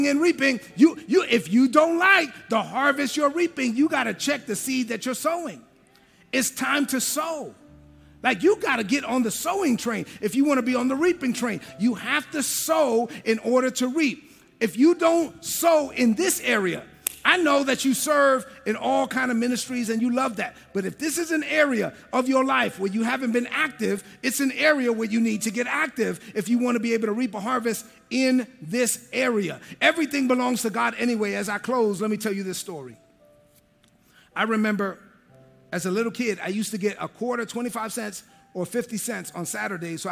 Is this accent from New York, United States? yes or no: yes; New York City, New York, United States; moved away as an adult; I'm from East New York, Brooklyn